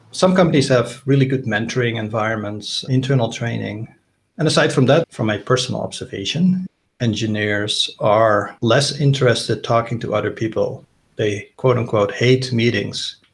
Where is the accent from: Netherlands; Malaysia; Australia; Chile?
Netherlands; moved away as an adult; also born or lived in United States; I'm originally Dutch. I grew up in the Netherlands, did my computer science degree there and a PhD. I lived about half of my life in the US